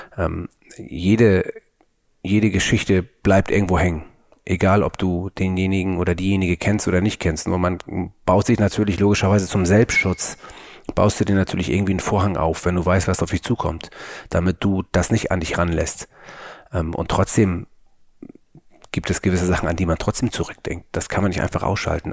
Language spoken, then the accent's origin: German; Hamburg, Germany; bei uns in Hamburg